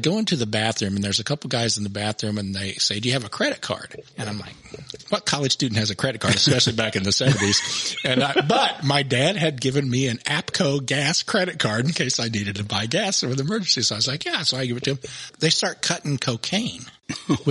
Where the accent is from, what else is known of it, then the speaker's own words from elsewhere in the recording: Jefferson City, Missouri, United States; I grew up in Jeff City